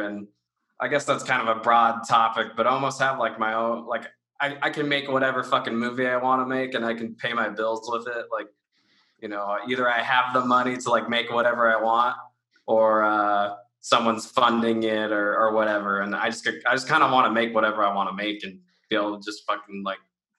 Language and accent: English; Washington, United States; I grew up here in Washington State